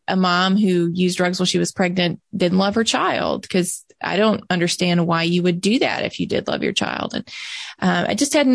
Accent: Mississippi, United States; I'm born and raised in Mississippi.

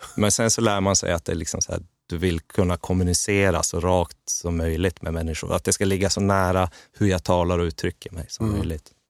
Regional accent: Gällivare, Norrbotten County, Sweden; jag trubadurade hemma i Gällivare

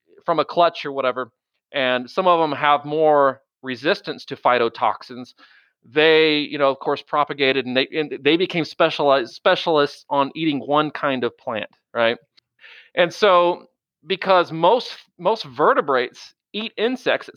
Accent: Galveston County, Texas, United States; growing up in Galveston County

